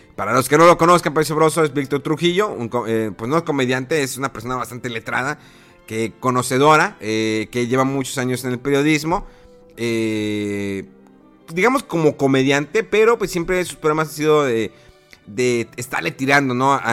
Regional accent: Mexico; como mexicano, como votante

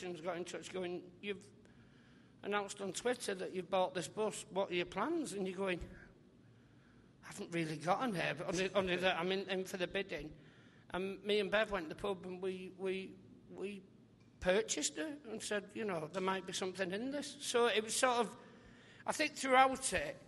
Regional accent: St Helens, North West England, United Kingdom; my hometown

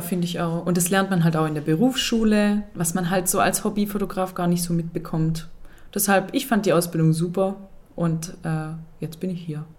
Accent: Swabia, Germany; ich bin Schwabe

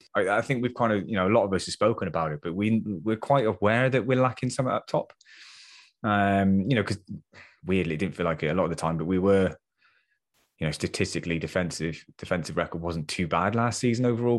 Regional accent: England, United Kingdom; I know we're English

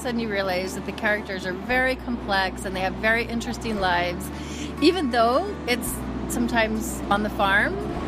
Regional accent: Ohio, United States; moved away; the middle of America, Ohio, to be specific. So I was a farm girl. Uh-huh. I grew up milking cows and churning butter.

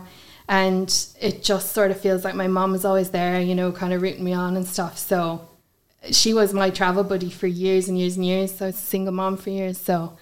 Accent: Galway, Connacht, Ireland; also born or lived in Headford; I've lived in Galway my whole life, born and raised there.

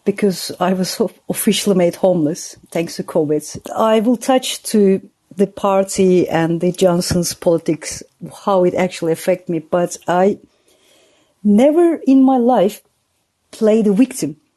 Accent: United Kingdom; moved away as an adult; I'm a British citizen and I can't go back to my country

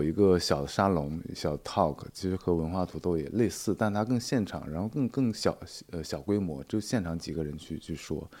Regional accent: northern China, China; 其实是对北方，特别是我是北方人，所以说其实这种空气对环还有这种湿度对我来说是不适应的。

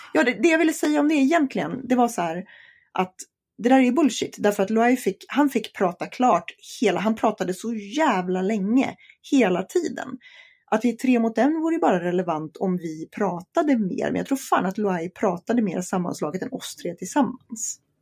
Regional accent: Sweden; det här är mitt hemland

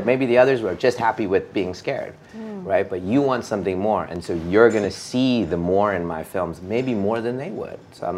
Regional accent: India; I think that's just part of being an Indian. It's just part of the culture.

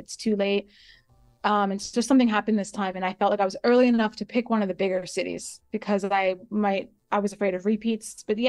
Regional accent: United States; now in Singapore; It's a new concept for me, even as an American.

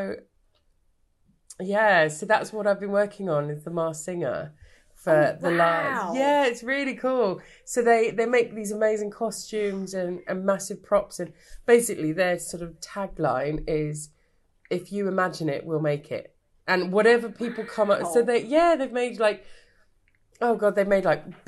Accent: Brighton, South East England, United Kingdom; also born or lived in Australia; I'm back in Brighton.

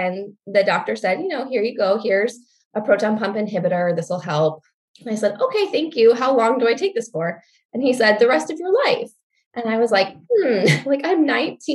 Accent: Michigan, United States; also born or lived in New Mexico; I grew up in Michigan

